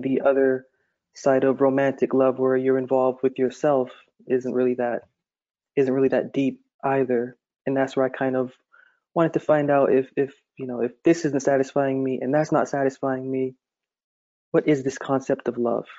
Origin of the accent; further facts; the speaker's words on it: Massachusetts, United States; I've always lived there my entire life